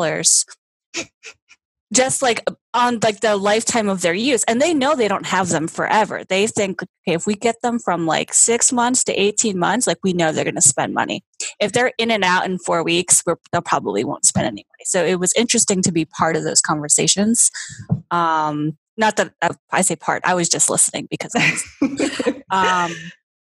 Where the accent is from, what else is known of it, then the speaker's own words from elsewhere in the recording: New Jersey, United States; also born or lived in Oklahoma; I was actually born in Oklahoma, which people seem to find really strange, just being from the East Coast. They're like, you're a total Jersey girl, like born and raised. I'm like, I actually wasn't born here